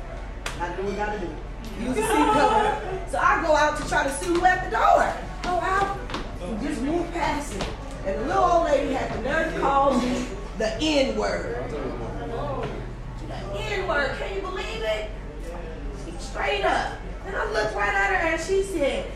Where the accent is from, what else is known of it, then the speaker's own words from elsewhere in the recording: Concord, California, United States; I grew up in Concord